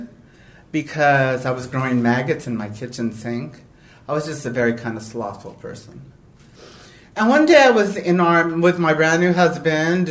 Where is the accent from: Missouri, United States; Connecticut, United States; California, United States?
California, United States; Los Angeles; I was a poor girl from East L.A.